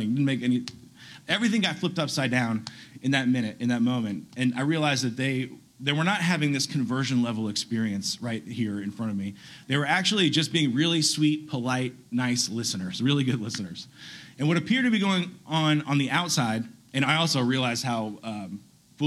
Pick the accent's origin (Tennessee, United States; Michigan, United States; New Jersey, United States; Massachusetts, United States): Tennessee, United States; Chattanooga; I'm originally from Chattanooga